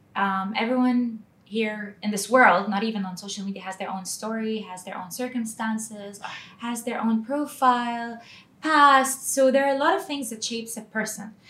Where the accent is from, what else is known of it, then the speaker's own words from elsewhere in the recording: Dubai, United Arab Emirates; So um, Dubai is like uh, my hometown